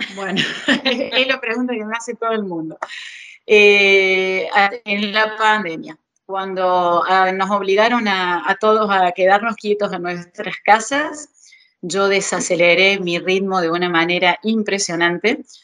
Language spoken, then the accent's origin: Spanish; Argentina; moved away as an adult; yo hace eh, dos meses más que salí de Argentina eh, quedó la mitad de mi familia allá